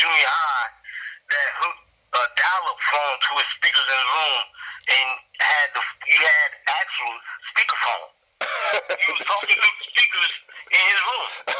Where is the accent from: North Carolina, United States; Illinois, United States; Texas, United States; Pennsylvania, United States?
North Carolina, United States; Fayetteville; moved away as an adult; also born or lived in Durham, North Carolina; even though I'm from Fayetteville.